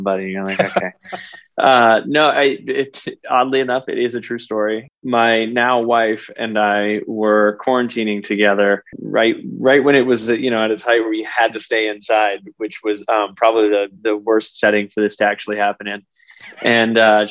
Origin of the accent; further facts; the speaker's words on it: Texas, United States; I grew up in Texas.